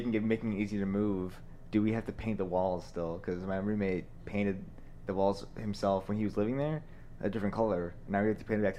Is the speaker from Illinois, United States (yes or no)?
yes; Illinois, United States; now in Tampa, United States; So I live in Tampa. I'm from Illinois myself. So I know about Chicago mostly, not that well. I mean, I didn't live in Chicago, but I lived near Chicago.